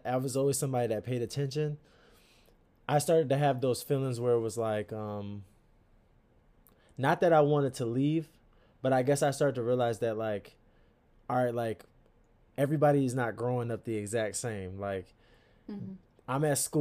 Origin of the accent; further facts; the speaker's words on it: Stamford, Connecticut, United States; now in Akron, United States; I'm from Stamford, Connecticut. Born and raised